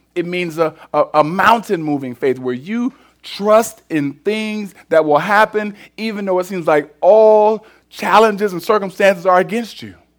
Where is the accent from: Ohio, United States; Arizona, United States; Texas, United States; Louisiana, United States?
Ohio, United States; Cleveland; I'm from Cleveland